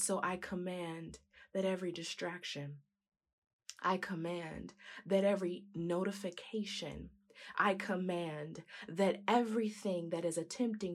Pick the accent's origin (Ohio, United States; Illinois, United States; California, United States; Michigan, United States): California, United States; San Diego; the church I grew up in San Diego, California